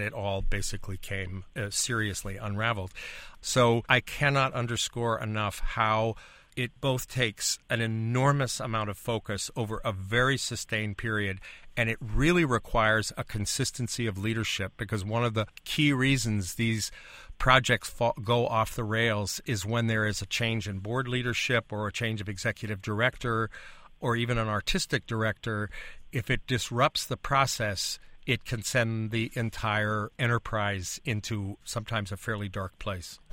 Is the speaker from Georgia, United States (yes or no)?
no; Illinois, United States; I come from Illinois, where we currently have eighty-five billion dollars in unfunded pensions in our state.